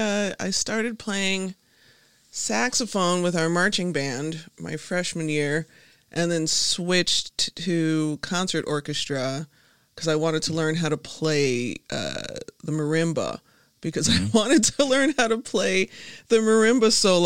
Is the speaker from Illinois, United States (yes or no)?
yes; Chicago, Illinois, United States; South side of Chicago.